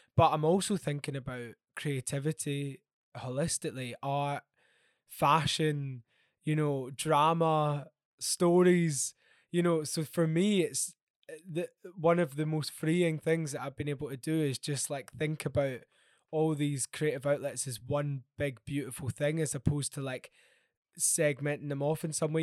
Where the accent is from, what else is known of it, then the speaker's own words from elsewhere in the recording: Glasgow, Scotland, United Kingdom; now in London, United Kingdom; I grew up in Glasgow and I love Glasgow so, so much, um, even though I currently live in London